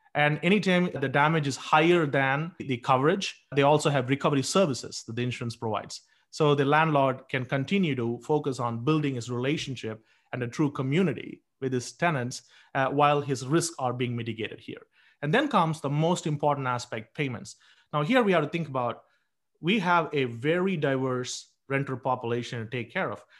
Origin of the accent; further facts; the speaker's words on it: India; moved away; I grew up in India